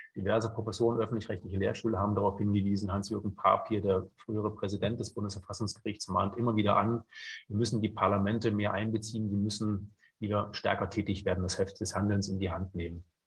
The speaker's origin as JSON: {"language": "German", "area": "near Leipzig", "region": "Saxony", "country": "Germany", "tie": "born or raised there", "also_born_or_lived": "Bayreuth", "moved": "as an adult", "said": "bin in der Nähe von Leipzig geboren, habe dort Jura studiert"}